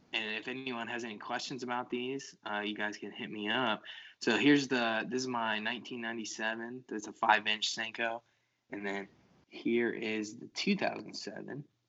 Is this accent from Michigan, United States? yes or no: no; New Carlisle, Ohio, United States; I'm from New Carlisle, Ohio